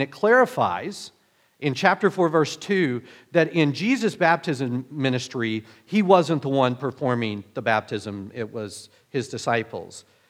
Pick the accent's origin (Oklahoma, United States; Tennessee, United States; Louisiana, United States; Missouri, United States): Oklahoma, United States; moved away; me growing up in Oklahoma